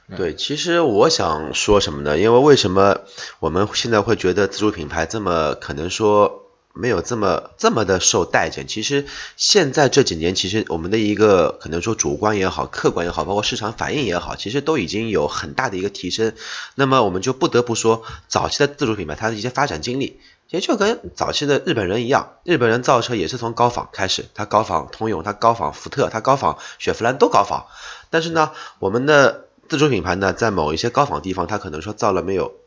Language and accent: Chinese; China; 我们中国人